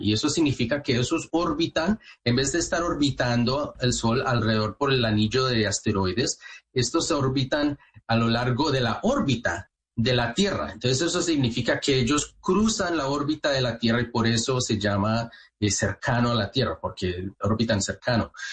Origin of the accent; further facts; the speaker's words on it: Manizales, Caldas, Colombia; moved away; yo nací en Manizales, eh, eh, de ahí en la parte de Caldas